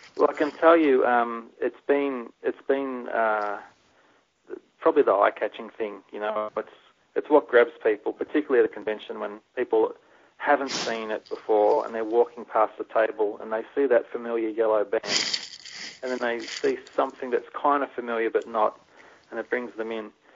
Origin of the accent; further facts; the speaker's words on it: Melbourne, Victoria, Australia; I'm from Melbourne